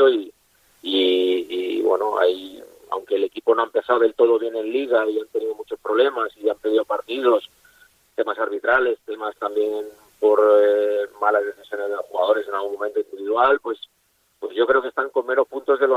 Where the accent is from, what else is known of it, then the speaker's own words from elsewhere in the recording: Valencian Community, Spain; Eh, como tú has dicho, yo soy valenciano, yo me he a la cantera y para mí era un sueño poder hacer goles en Mestalla